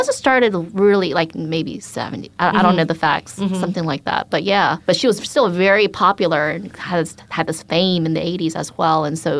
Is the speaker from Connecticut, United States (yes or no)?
no; Atlanta, Georgia, United States; also born or lived in Jeonju, South Korea; we immigrated to the States. I was born in Jeonju, South Korea. We immigrated to Atlanta.